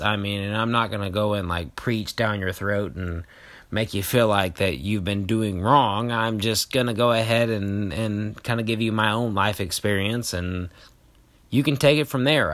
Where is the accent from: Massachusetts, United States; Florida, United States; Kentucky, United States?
Kentucky, United States; moved away; I know everybody from back home because I grew up in Kentucky